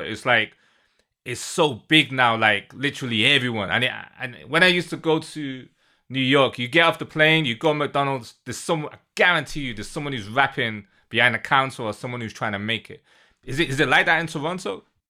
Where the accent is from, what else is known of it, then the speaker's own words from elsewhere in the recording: Manchester, North West England, United Kingdom; moved away as an adult; now in London, United Kingdom; I'm from the U K. Born and raised in Manchester, live in London